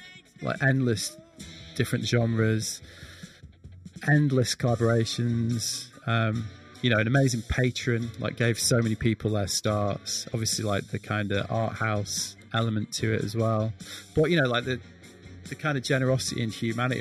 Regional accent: Manchester, North West England, United Kingdom; moved away as an adult; now in Brighton, United Kingdom; I am actually from Manchester, although I've not lived there for a long time.

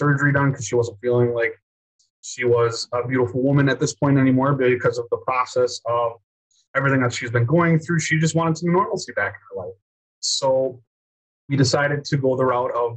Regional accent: Wisconsin, United States; I'm from Wisconsin

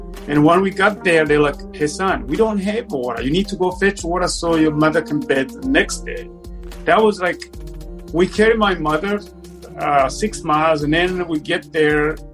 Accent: Bururi Province, Burundi; now in Austin, United States; I was born and raised in Burundi. I was raised in southern province called Bururi.

